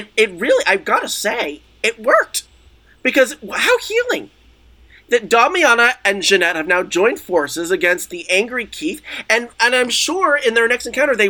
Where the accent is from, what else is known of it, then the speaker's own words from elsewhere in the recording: Israel; I grew up in Israel. And I was in the Israeli military and they called me ….